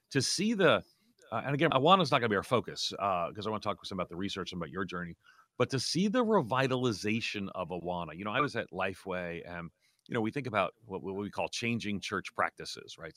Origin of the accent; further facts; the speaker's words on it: outside of New York City, United States; moved away; also born or lived in Orlando; my parents, we grew up nominally Catholic outside of New York City